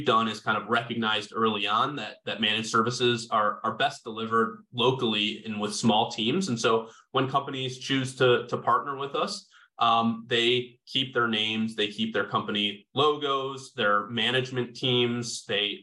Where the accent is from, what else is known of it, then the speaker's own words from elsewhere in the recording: Chicago suburbs, Illinois, United States; I grew up not too far away.